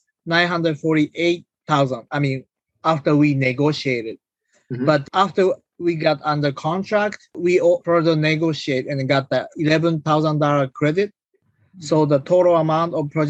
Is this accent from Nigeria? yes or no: no; Japan; moved away as an adult; now in United States; I'm originally from Japan, and I came here when I was 19 for college, and I finished school in US